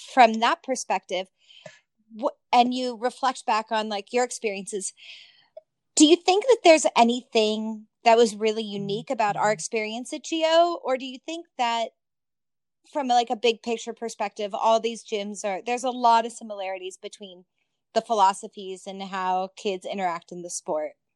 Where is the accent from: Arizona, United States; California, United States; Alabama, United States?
California, United States; Southern; Erica and I grew up together in Southern California